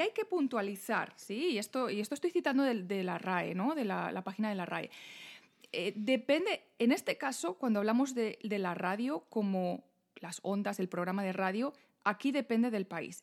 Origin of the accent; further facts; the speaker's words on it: Spain; como española